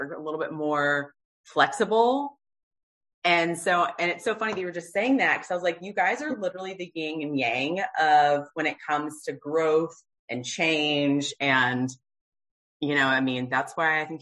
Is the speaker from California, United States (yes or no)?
no; Low Country, South Carolina, United States; we're both from South Carolina. I'm from the Low Country.